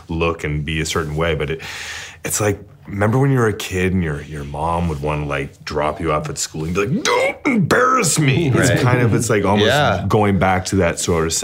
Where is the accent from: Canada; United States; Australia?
Canada; I'm from Canada